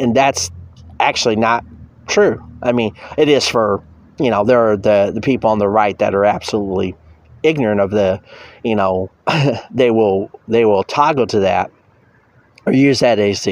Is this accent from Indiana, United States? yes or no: yes; near Gary, Indiana, United States; I grew up near Gary, Indiana